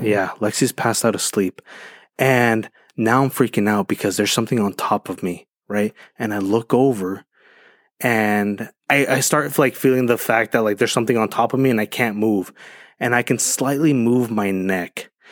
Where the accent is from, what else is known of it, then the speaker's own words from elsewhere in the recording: Medellín, Antioquia, Colombia; moved away; I'm from Colombia, right? Right, and, like, from the ru, from the, from the streets of Medellin